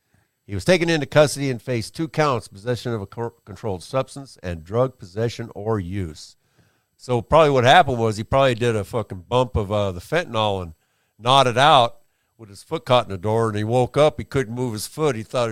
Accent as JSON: {"language": "English", "region": "Florida", "country": "United States", "said": "I'm from Florida, yeah."}